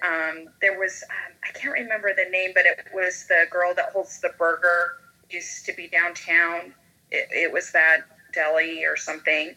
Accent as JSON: {"language": "English", "region": "Idaho", "country": "United States", "tie": "born or raised there", "moved": "yes", "said": "Idaho, where, which is my hometown"}